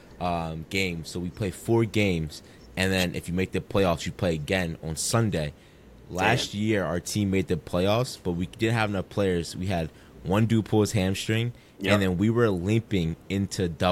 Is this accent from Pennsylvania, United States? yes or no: yes; Philadelphia, Pennsylvania, United States; when I grew up in Philly